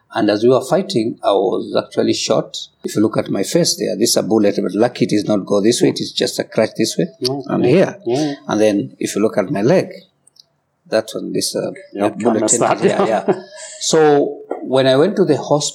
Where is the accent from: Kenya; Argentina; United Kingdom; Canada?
Kenya; Kikuyu; I come from Kikuyu community